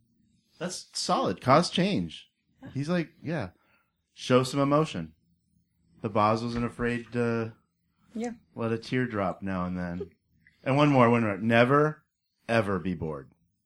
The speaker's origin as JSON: {"language": "English", "town": "Pasco", "region": "Washington", "country": "United States", "tie": "born or raised there", "also_born_or_lived": "Seattle", "said": "I grew up out here. I'm from Seattle originally. I grew up on the other side of the state in the Tri-Cities where I went to Pasco High School."}